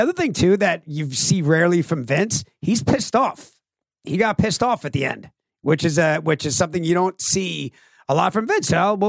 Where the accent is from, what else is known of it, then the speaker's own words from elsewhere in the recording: Long Island, New York, United States; we're from Long Island.